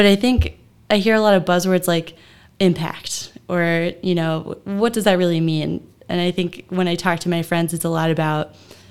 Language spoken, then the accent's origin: English; Mount Vernon, Ohio, United States; So I grew up in Mount Vernon, Ohio.